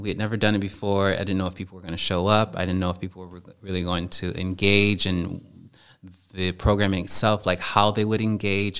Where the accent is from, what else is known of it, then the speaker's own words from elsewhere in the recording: United States; moved away as an adult; now in Germany; me being an American as opposed to me being Black